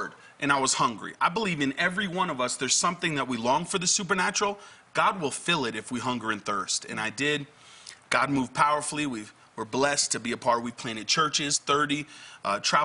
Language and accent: English; Connecticut, United States; I'm actually was born and raised in Connecticut